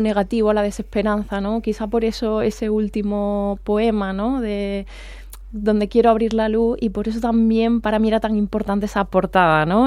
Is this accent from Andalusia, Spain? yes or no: yes; Andalusia, Spain; accent: Andalusian; con mi acento andaluz, que voy además le de Andalucía